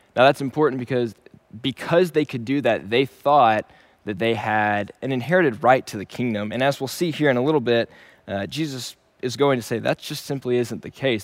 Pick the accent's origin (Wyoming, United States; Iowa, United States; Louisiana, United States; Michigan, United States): Louisiana, United States; Shreveport; moved away as an adult; also born or lived in Dallas, Texas; Originally, I am from Shreveport, Louisiana, and I was born and raised there.